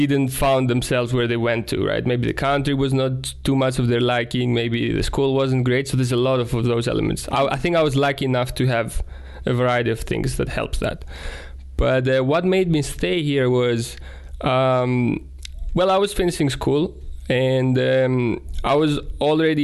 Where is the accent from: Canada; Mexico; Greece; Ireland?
Greece; moved away as an adult; now in Estonia; growing up in Greece